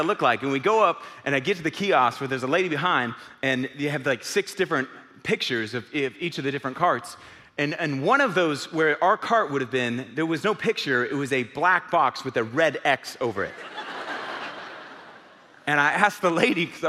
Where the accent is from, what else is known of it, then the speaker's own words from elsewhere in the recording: Houston, Texas, United States; moved away; It's my old stomping grounds. I grew up in Houston